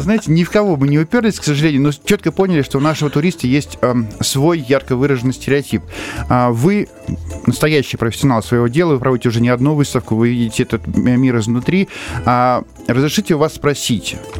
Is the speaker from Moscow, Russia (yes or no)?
no; Krasnodar Krai, Russia; из Краснодарского края как раз, ну, у нас наши корни